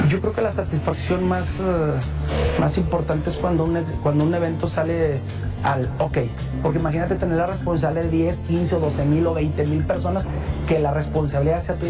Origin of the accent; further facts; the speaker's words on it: Zacatecas, Mexico; como buen zacatecano